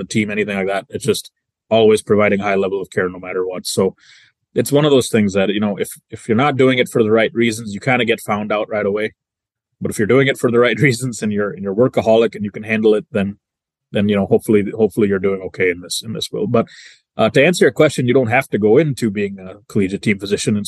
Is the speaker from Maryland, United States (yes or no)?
no; Sturgis, Michigan, United States; also born or lived in London, England; I grew up in the small town of Sturgis, Michigan, which is in the southwest corner of Michigan